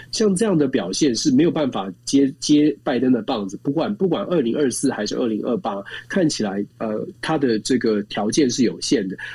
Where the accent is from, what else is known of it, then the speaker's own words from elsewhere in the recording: Taiwan; 我们在在台湾，我们是在民主国家长大的。